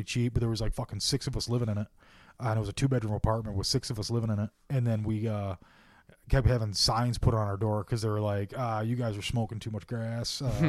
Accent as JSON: {"language": "English", "town": "Dowagiac", "region": "Michigan", "country": "United States", "tie": "born or raised there", "moved": "yes"}